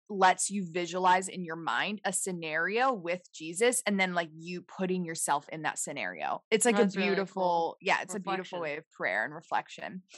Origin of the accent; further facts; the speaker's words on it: Midwest, United States; growing up in the Midwest